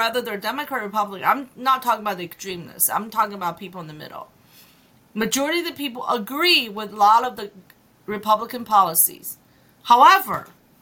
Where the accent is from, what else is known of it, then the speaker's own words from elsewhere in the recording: China; moved away; I'm an immigrant, right? I came from China